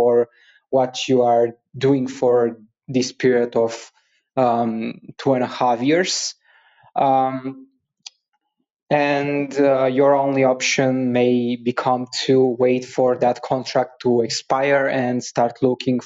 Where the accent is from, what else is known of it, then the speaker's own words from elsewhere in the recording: Bulgaria; I'm from Bulgaria.